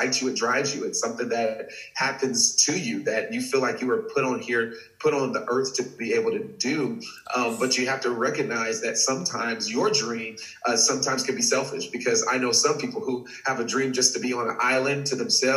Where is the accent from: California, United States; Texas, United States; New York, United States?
Texas, United States; I'm born and raised in Texas.